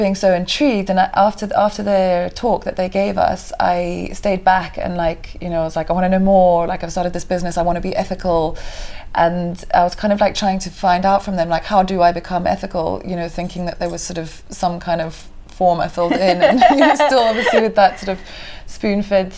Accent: Kenya; moved away as an adult; also born or lived in Mombasa, Kenya / Diani, Kenya / London, United Kingdom; now in Cape Town, South Africa; I was born in Mombasa, Kenya, and grew up in Kenya for the whole of my childhood

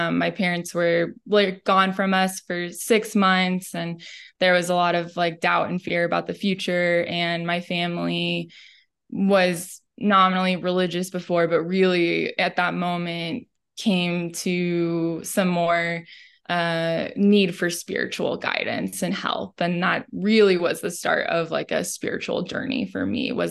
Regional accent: Midwest, United States; I really appreciate the the family values that I grew up with in the Midwest

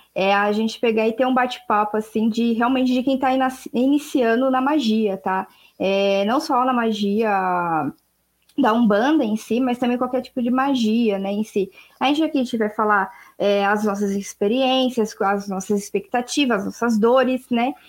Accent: Brazil; Eu, eu sou brasileira, falo português.

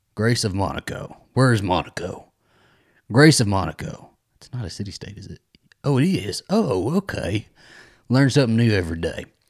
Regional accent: United States; I'm an American, a stupid American

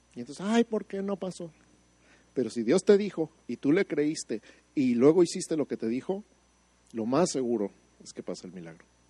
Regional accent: Mexico City, Mexico; now in Santa Fe, United States

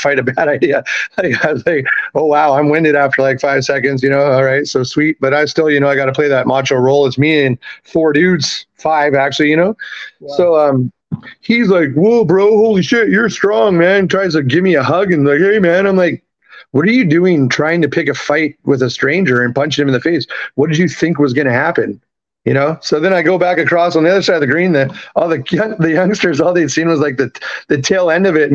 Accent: Vancouver, British Columbia, Canada; moved away as an adult; also born or lived in Tacoma, Washington / Edmonton / Salt Lake City; now in New Orleans, United States; I was born in Tacoma, Washington. I'm actually American. I was raised in Canada. Parents bought me up there when I was three.

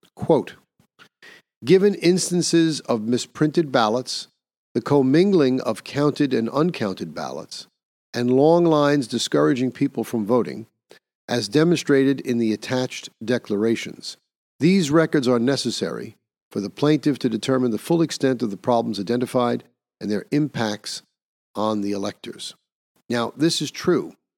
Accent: New York, United States; my home state of New York

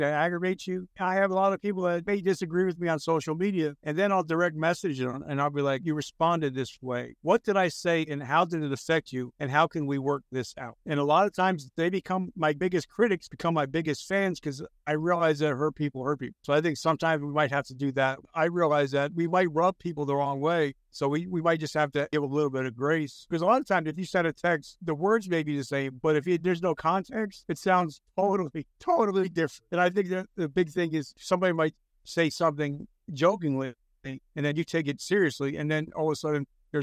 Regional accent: New Jersey, United States; I'm a street kid from Jersey.

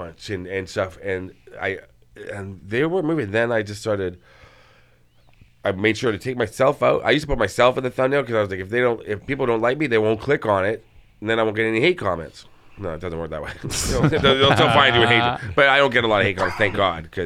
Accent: Toronto, Ontario, Canada; I'm from Toronto

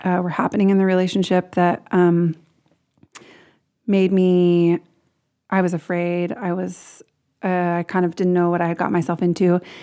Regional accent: Portland, Oregon, United States; I grew up in Portland, Oregon, lived there most of my life

